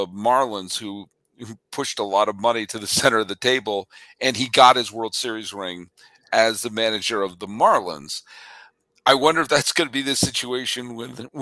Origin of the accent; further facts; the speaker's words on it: Massachusetts, United States; I grew up in Massachusetts, and that's right nearby Plymouth Plantation